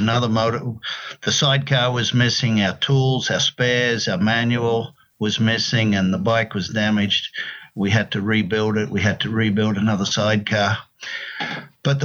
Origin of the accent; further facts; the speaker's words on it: Queensland, Australia; moved away as an adult; also born or lived in Sydney; now in United States; I'm from Queensland, northeastern Australia